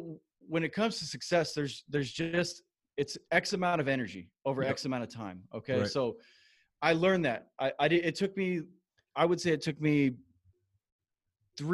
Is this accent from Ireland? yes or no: no; Moreno Valley, California, United States; I grew up in a town called Moreno Valley in Southern California